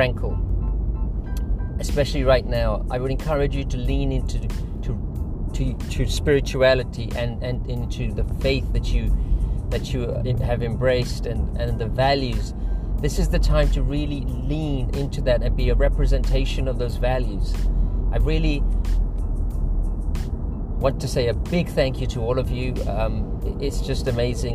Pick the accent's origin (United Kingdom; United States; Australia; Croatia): United Kingdom; London; I'm originally from London